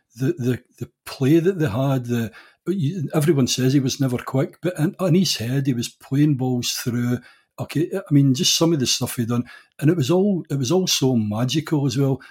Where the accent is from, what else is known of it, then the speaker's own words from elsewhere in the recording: Wishaw, Scotland, United Kingdom; as a fourteen-year-old leaving the, my house in Wishaw